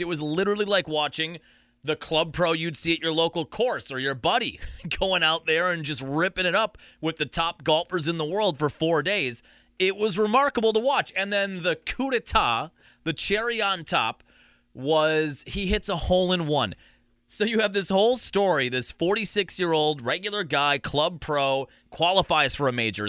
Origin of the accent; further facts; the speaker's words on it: Sheboygan, Wisconsin, United States; growing up in Sheboygan, I had golf lessons with my buddies at Town and Country here in Sheboygan